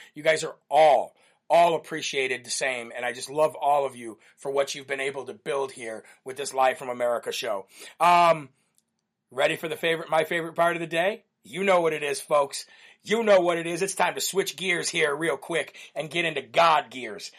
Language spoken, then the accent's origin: English; Illinois, United States; Illinois, which is my home state where I was born and raised